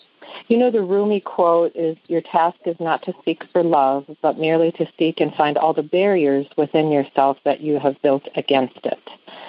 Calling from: Viroqua, Wisconsin, United States; I'm calling from Viroqua, Wisconsin, a small town in Wisconsin.

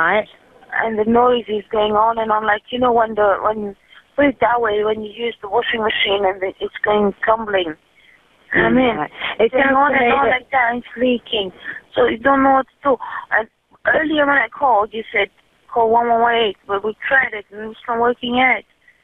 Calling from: London, United Kingdom; I'm calling you from North London.

